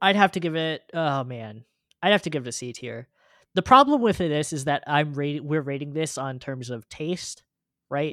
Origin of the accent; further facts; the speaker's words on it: California, United States; I grew up in California